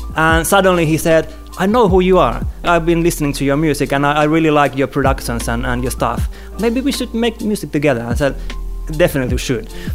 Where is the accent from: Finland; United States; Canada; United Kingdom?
Finland; Helsinki, Uusimaa; here in, in my hometown.